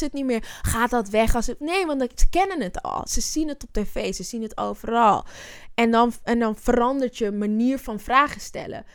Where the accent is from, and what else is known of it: Zwanenburg, North Holland, Netherlands; born or raised there; also born or lived in Amsterdam (Bijlmer)